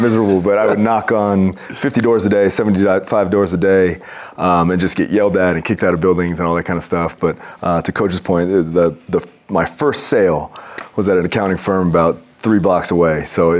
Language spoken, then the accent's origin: English; Hawaii, United States; now in Provo, United States; I grew up in Hawaii. I was born in Hawaii